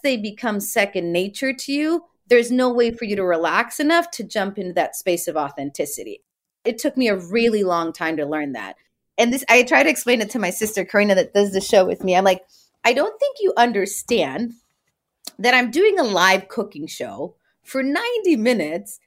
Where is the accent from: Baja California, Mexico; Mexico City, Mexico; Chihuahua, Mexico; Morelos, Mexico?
Baja California, Mexico; Tijuana; I'm the kid from Tijuana. I would cross the border every day.